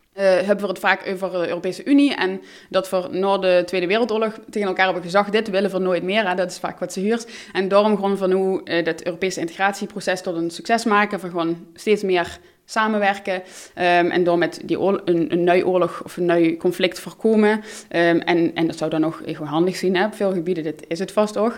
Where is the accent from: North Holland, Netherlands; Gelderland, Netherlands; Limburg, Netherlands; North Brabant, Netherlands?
Limburg, Netherlands; Maastricht; first language Dutch; moved away as an adult; also born or lived in Utrecht; in mijn jeugd ook ervaren in Maastricht.